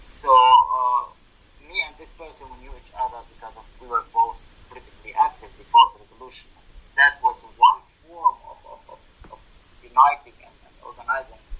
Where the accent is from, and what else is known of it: Tartus, Tartus Governorate, Syria; born or raised there; moved away